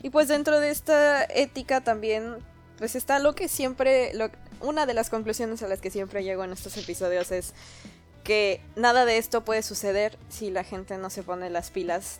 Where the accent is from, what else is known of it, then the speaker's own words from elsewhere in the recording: Yucatán, Mexico; moved away; como yucateco